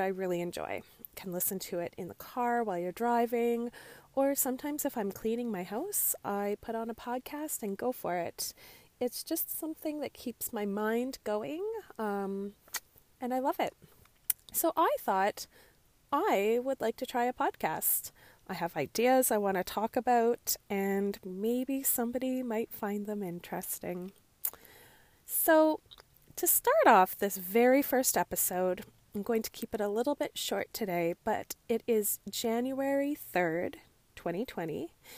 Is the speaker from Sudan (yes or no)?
no; Canada; Growing up as a Canadian girl, I often listened to the C B C